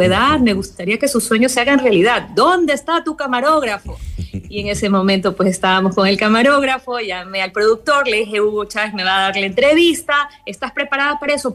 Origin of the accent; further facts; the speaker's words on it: Ecuador; moved away as an adult; now in Thailand; yo como buena ecuatoriana pues tuve todas las tradiciones